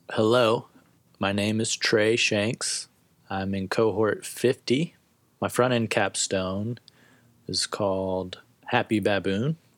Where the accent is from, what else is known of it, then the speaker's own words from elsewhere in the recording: Tennessee, United States; moved away as an adult; I'm originally from Tennessee